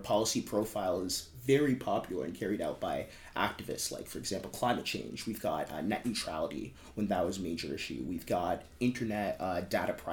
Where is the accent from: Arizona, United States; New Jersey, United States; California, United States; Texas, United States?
Texas, United States; Houston; I'm from Houston